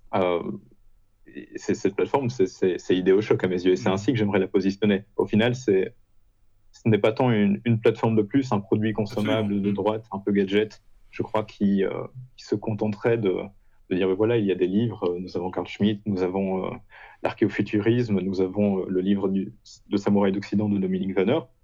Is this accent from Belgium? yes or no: yes; Belgium; moved away as an adult; now in Poland; je suis belge